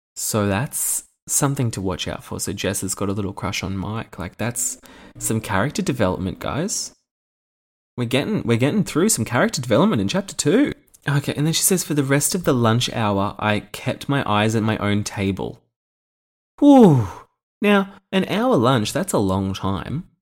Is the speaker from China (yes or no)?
no; Australia; Being an Australian